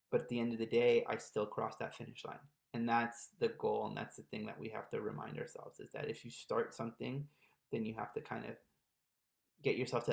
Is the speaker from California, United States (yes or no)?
no; Maryland, United States; moved away as an adult; also born or lived in Montreal, Canada; I grew up in Maryland